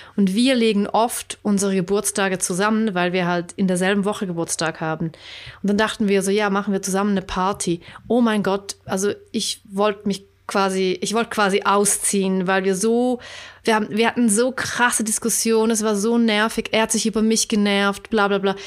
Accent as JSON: {"language": "German", "country": "Switzerland"}